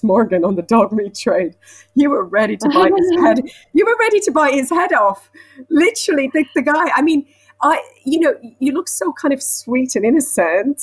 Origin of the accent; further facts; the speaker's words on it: Switzerland; moved away as an adult; now in London, United Kingdom; I'm from Switzerland and I came to London when I was 19 to study musical theatre